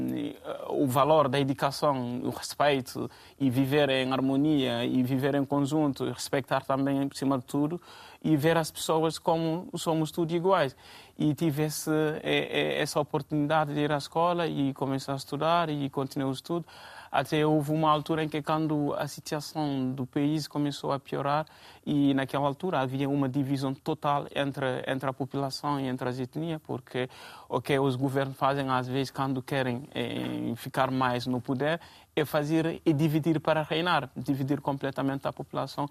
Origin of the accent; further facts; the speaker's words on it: Guinea; also born or lived in Guinea-Bissau; now in Portugal; eu sou da Guiné-Conakry e isto, como já disseram aqui, estou cá em Portugal quase há cinco anos